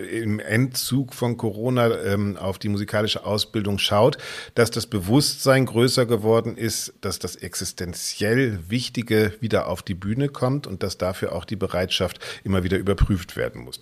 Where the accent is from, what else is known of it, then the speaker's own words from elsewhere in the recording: Bremen, Germany; Es geht um meine Heimatstadt Bremen.